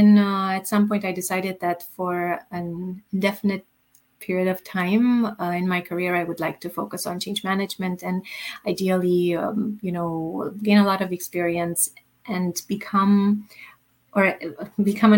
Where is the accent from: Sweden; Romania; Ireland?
Romania; moved away; also born or lived in Germany / Canada; I come originally from Romania. I lived in Germany and in Canada